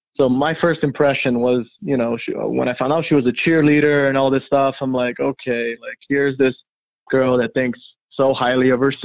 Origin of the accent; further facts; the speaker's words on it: Miami, Florida, United States; also born or lived in Brazil; I was born in Brazil and I grew up in Miami, Florida